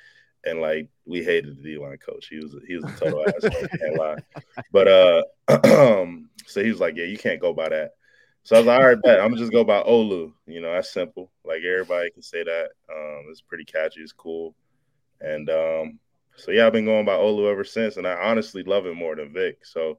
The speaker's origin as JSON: {"language": "English", "region": "Maryland", "country": "United States", "tie": "born or raised there", "also_born_or_lived": "Florida / Virginia", "said": "when I moved from Florida to Maryland."}